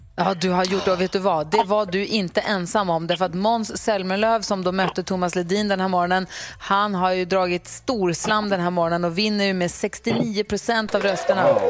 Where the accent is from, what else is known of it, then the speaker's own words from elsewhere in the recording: Luleå, Norrbotten County, Sweden; moved away as an adult; now in Stockholm, Sweden; jag är ju uppvuxen i Luleå